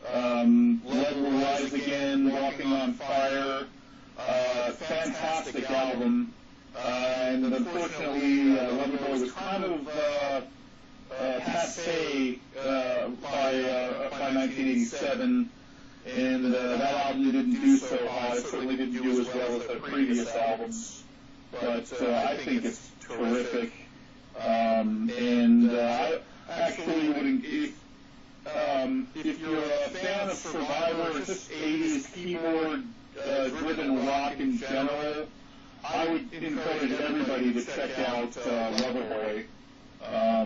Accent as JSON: {"language": "English", "town": "Fountain Valley", "region": "California", "country": "United States", "tie": "born or raised there", "said": "I'm from Fountain Valley, California, which is actually right next door to Santa Ana."}